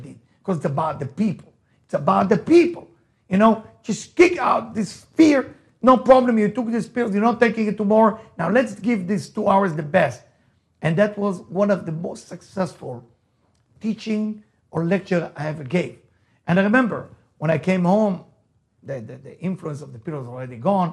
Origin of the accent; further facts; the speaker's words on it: Israel; accent: Israeli; first language Hebrew; English is a second language; moved away; As you can hear my accent, I'm Israeli. I was born in Israel. So my English is not the first language, right? I mean, for me, the first language is Hebrew